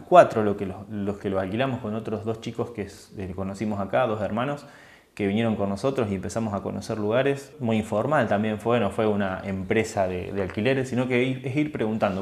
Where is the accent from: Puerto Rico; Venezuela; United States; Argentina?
Argentina; moved away as an adult; now in Italy; cuando logré irme de Argentina y estuve un tiempo fuera de mi país